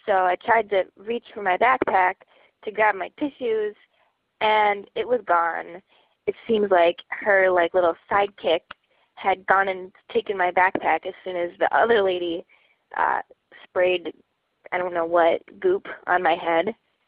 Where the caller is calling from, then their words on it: Minneapolis, Minnesota, United States